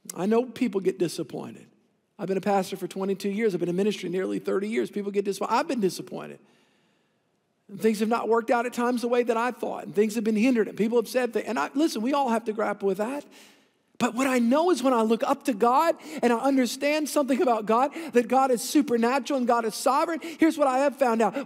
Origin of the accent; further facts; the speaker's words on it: New Orleans, Louisiana, United States; I came from the South Shore in the Greater New Orleans region